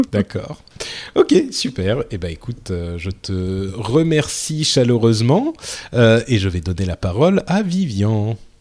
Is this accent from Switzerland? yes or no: no; France; je suis français